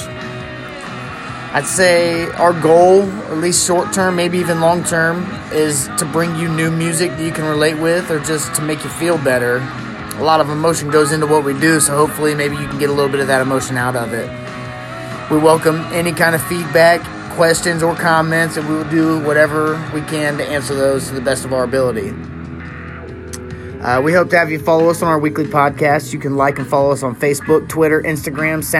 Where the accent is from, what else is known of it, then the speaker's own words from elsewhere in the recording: Dayton, Ohio, United States; We're an all-original punk grunge rock band from Dayton, Ohio. We've been together for about a year and a half, and all of us are from the area